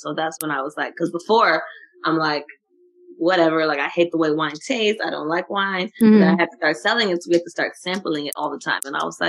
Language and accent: English; Liberia; born there; So I was born, my dad always tells me, like while I was being born, because I was born in my grandma's house, like rockets were literally flying.